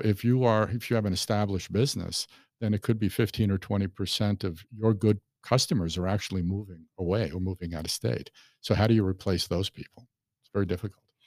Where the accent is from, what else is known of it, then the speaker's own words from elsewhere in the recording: New York City, New York, United States; moved away as an adult; also born or lived in California; now in Lakewood Ranch, United States; I'm originally from New York City. I was born in Brooklyn, and I lived there for, oh, twenty-seven years